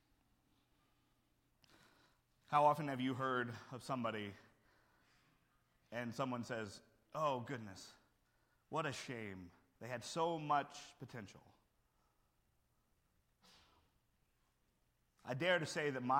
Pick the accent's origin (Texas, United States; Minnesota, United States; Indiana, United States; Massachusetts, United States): Texas, United States; Houston; I'm growing up in Houston.